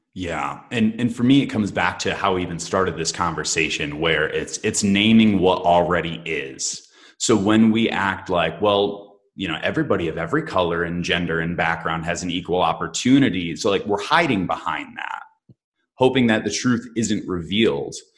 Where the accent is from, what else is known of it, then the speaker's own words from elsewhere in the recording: Michigan, United States; I am from Michigan